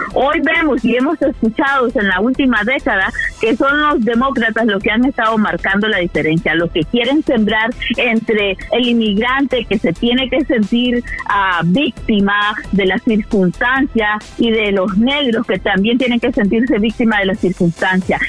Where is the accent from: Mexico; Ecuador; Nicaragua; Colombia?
Nicaragua; now in United States; nací en Nicaragua